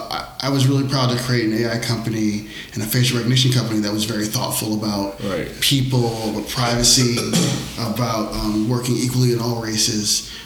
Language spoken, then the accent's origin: English; Ohio, United States; also born or lived in Cleveland, Ohio; I'm actually from Ohio. I was born in Ohio.